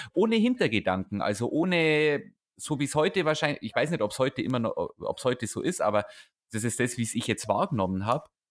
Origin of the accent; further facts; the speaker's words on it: near Erbendorf, Bavaria, Germany; moved away; Erbendorf, das ist 15 Minuten mit dem Auto von meinem Heimatort weg. Das ist ja quasi der Nachbarort